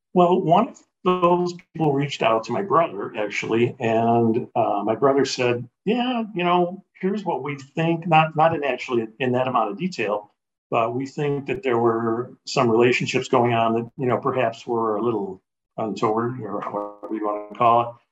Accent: Chicago, Illinois, United States; I grew up, was born and raised in Chicago.

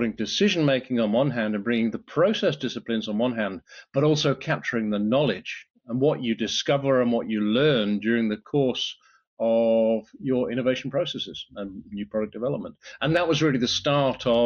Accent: United Kingdom; moved away as an adult; now in France; I'm a Brit, as you can probably tell by my accent

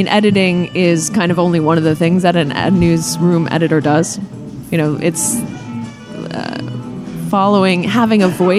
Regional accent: New York City, New York, United States; moved away as an adult; now in Philadelphia, United States; I grew up 18 years, born and raised in New York City, and always thought I would live there.

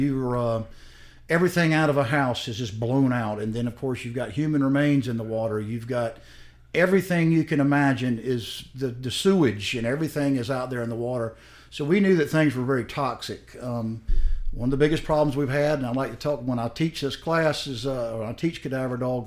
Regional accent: South Carolina, United States; I'm from South Carolina

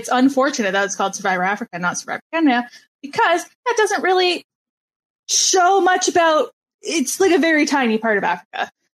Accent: Canada; You're making fun of me for being Canadian again, aren't you?

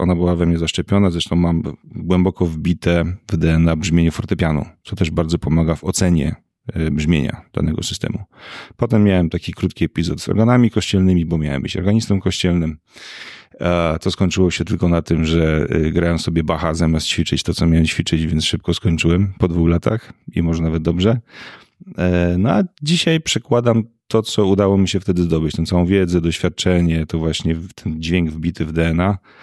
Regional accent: Piekary Śląskie, Silesian Voivodeship, Poland; born or raised there

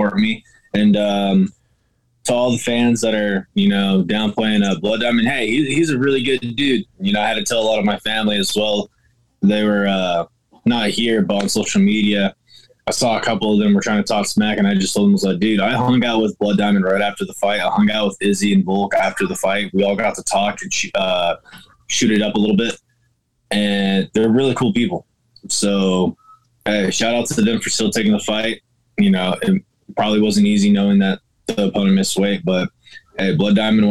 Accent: Humboldt County, California, United States; I grew up in Humboldt, so we had to drive if we wanted to get anywhere

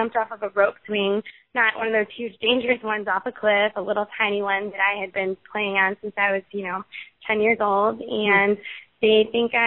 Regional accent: Chicago, Illinois, United States; now in Tallahassee, United States; I'm from Chicago, and I'm actually moving to Boston in 2 weeks

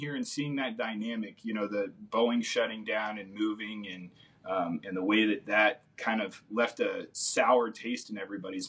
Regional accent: California, United States; born there; now in Kansas, United States; I'm a Kansas transplant. I was born in Southern California, mm-hmm. and my whole family moved here in 2001.

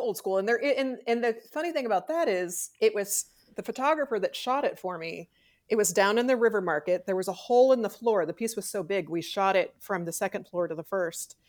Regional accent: Hannibal, Missouri, United States; also born or lived in Kansas City / Texas; I was born in Kansas City, We lived in Texas until I was five. We moved to Hannibal

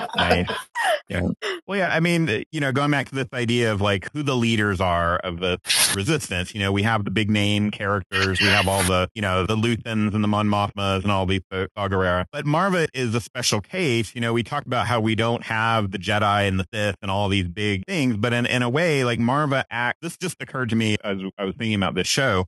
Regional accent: Texas, United States; a native Texan

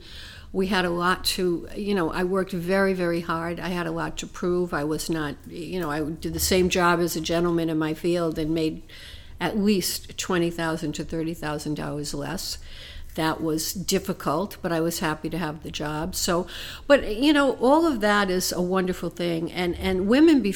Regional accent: Providence, Rhode Island, United States; also born or lived in Bonita Springs, Florida; I grew up in Providence, Rhode Island

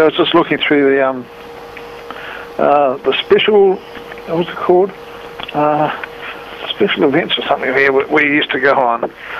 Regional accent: Auckland, New Zealand; I was born in Auckland at the end of World War II and about 100 yards away from where Motet now is.

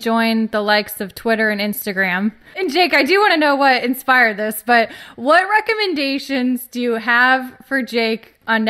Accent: Tempe, Arizona, United States; moved away; I'm from Arizona. I'm actually from Tempe, where ASU is, and I was an athlete at ASU.

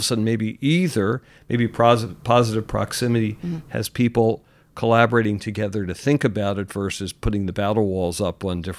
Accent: Philadelphia, Pennsylvania, United States; Philadelphia, an affordable city in my hometown, but an affordable city to begin with.

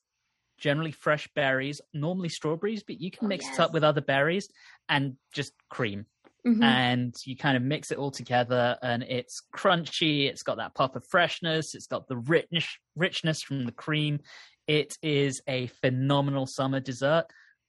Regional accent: England, United Kingdom; moved away as an adult; also born or lived in London; now in United States; growing up in England

